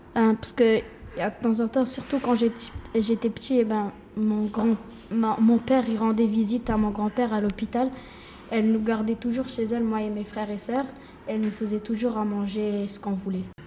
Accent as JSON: {"language": "French", "region": "Quebec", "country": "Canada", "tie": "born or raised there", "said": "Je suis née ici, au Québec, et mes parents viennent du Maroc"}